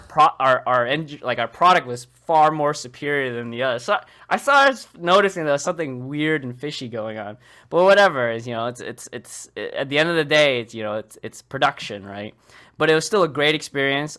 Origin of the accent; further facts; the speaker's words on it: Boston, Massachusetts, United States; most of my life I was born and raised in Boston. I still live in near the area. I'm just south of it.